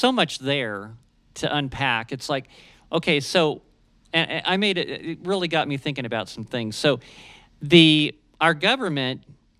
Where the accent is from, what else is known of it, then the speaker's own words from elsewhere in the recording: Ohio, United States; now in New Mexico, United States; he's from my home state of Ohio